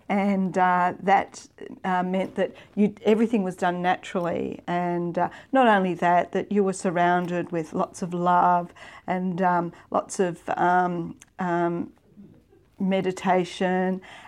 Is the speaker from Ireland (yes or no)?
no; Victoria, Australia; moved away as an adult; also born or lived in Queensland / Papua New Guinea; I was from Victoria.